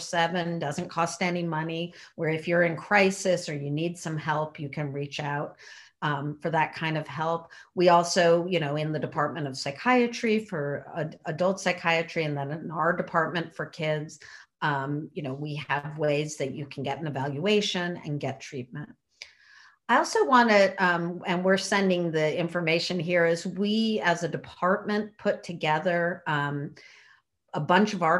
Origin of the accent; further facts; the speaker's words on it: Connecticut, United States; also born or lived in North Carolina; now in New York City, United States; I grew up in Connecticut, but back in New York's, you know, for about 4.5 years coming from North Carolina